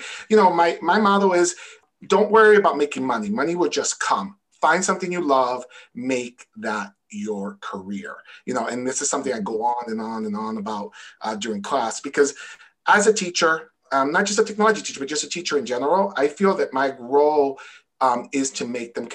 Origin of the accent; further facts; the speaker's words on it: New York City, New York, United States; also born or lived in Connecticut; now in Massachusetts, United States; I'm from New York City